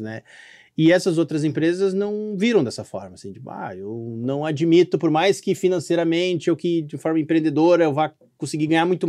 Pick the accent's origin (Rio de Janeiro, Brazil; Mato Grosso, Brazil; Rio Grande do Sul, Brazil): Rio Grande do Sul, Brazil; Canoas; Canoas, Rio Grande do Sul